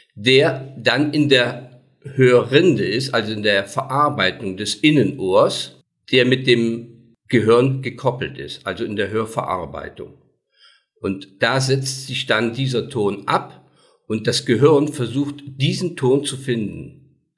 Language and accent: German; Daun, Rhineland-Palatinate, Germany; Ich komme aus Daun, bin 68 Jahre alt